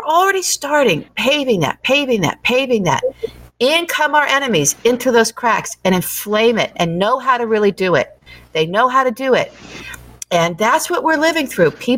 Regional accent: Midwest, United States; moved away; I'm from the heartland, too. I am. I've just been out here for a long time.

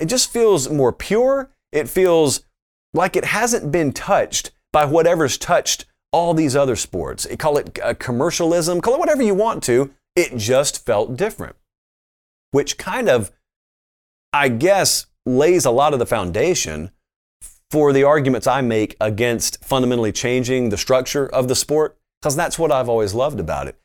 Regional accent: Columbus, Georgia, United States; I grew up in Columbus, Georgia, which is right next to Fort Benning

